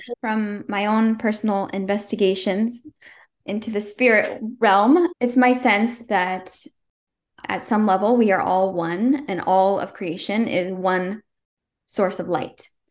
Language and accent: English; Northern California, United States; I came home to my hometown, Northern California